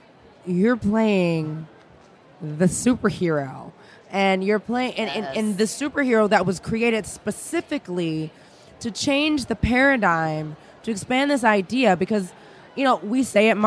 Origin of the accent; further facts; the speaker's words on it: Louisiana, United States; I'm from Louisiana, so I'm a total dork on this.